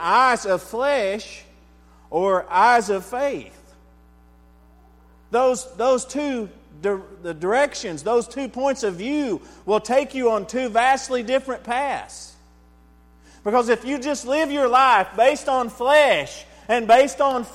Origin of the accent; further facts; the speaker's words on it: Texas, United States; I'm an American. I'm a Texan